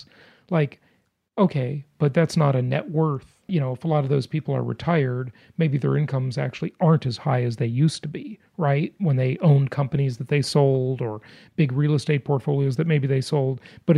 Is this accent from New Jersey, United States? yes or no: no; Los Angeles, California, United States; I grew up in Los Angeles.